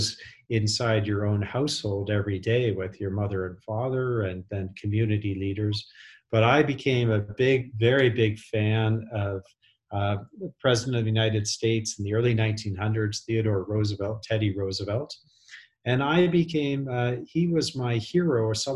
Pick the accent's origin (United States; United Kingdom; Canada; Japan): Canada; Western Canada; I grew up in Western Canada